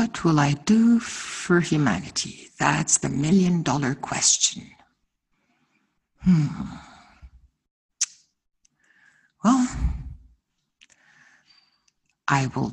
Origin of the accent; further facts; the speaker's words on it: Ghana; I'm from Ghana